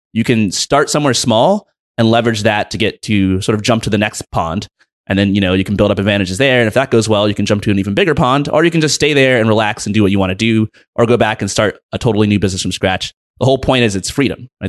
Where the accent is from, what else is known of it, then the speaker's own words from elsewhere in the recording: United States; I was born in the United States of America.